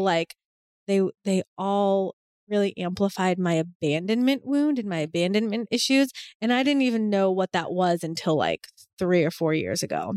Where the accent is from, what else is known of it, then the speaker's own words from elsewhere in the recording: Boston, Massachusetts, United States; I'm from Boston, like I'm from a city